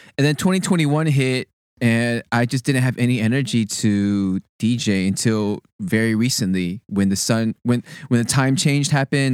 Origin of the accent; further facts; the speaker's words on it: Sugar Land, Texas, United States; moved away as an adult; also born or lived in Berkeley; I, born and raised in Texas, went to school at Berkeley